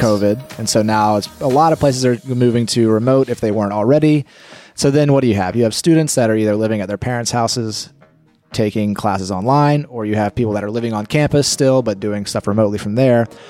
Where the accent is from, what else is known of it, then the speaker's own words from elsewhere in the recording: North Carolina, United States; moved away; also born or lived in Georgia; I grew up in North Carolina